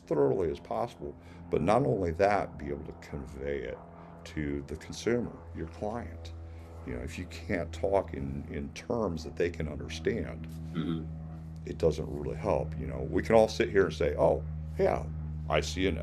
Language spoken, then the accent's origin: English; Illinois, United States; moved away as an adult; now in Florida, United States; I grew up in Illinois. That's where I became a certified arborist